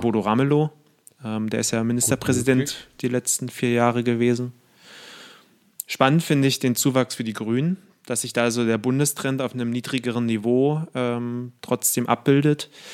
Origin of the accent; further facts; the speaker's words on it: Brandenburg, Germany; moved away; also born or lived in Halle / Southampton, England / Israel; das mein Heimatbundesland ist